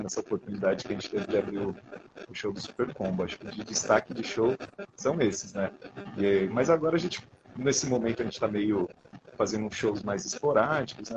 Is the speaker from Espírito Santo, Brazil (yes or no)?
no; São Paulo, Brazil; a gente é natural de São Paulo, né? Tanto eu como ele, nascido daqui